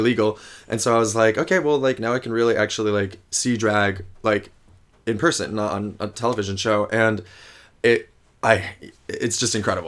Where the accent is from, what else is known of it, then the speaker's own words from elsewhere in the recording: a small town outside of New Haven, Connecticut, United States; moved away as an adult; also born or lived in Ithaca, New York; now in New York City, United States; I grew up in a small town um, outside of New Haven, Connecticut